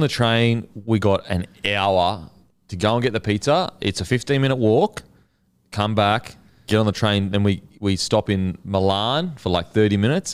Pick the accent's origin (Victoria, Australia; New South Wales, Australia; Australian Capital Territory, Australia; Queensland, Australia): Queensland, Australia; Gold Coast; I grew up on the Gold Coast